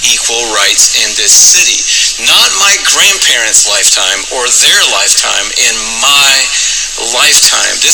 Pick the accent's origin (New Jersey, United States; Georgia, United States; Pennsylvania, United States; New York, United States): Georgia, United States; Atlanta; that allowed me to grow up in Atlanta.